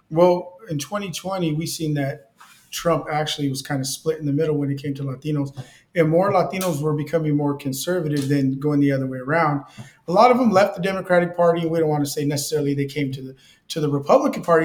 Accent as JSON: {"language": "English", "town": "Delano", "region": "California", "country": "United States", "tie": "born or raised there", "moved": "yes", "lives_now": "Bakersfield, United States", "said": "I was born in Delano."}